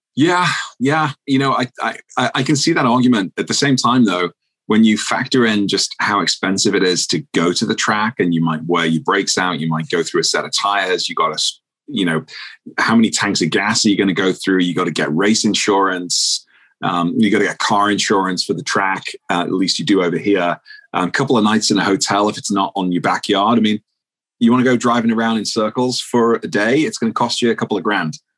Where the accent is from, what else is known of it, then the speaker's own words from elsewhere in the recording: United Kingdom; moved away as an adult; now in Minneapolis, United States; I'm a Brit.